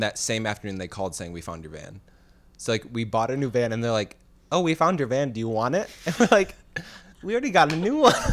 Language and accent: English; Chicago, Illinois, United States; now in California, United States; when I came from Illinois to California